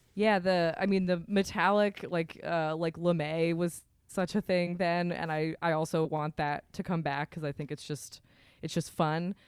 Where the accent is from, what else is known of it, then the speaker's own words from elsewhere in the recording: Vermont, United States; I'm from Vermont